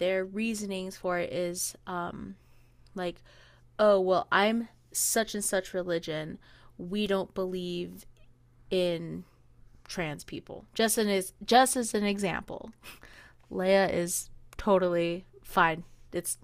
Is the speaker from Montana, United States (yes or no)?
no; Hawaii, United States; I'm Hawaiian